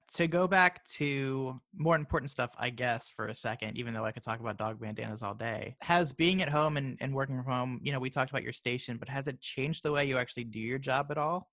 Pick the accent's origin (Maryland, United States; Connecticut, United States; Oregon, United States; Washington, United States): Maryland, United States; now in Florida, United States; I'm from Maryland